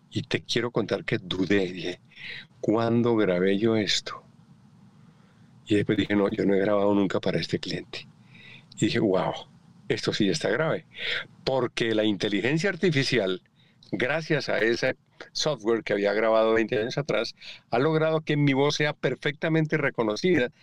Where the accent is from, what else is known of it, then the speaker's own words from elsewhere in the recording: Colombia; moved away as an adult; antes de irme de Colombia